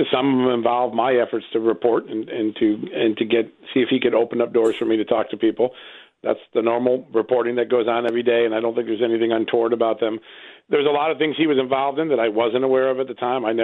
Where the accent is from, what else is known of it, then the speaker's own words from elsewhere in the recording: Ukraine; And uh, and right now, in my country, uh, my home country in Ukraine, I see uh, uh, a real dysfunction between the embassy, the prosecutors